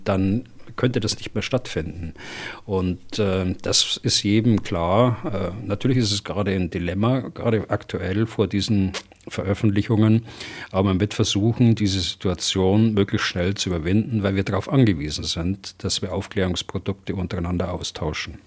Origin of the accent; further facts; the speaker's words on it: Germany; bei uns in Deutschland